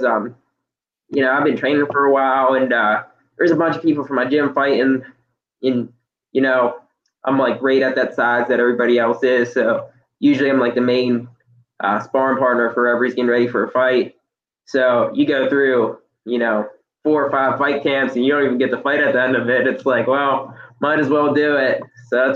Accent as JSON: {"language": "English", "town": "Pittsburgh", "region": "Pennsylvania", "country": "United States", "tie": "born or raised there", "also_born_or_lived": "Altoona, Pennsylvania", "said": "I was born and raised in Pittsburgh"}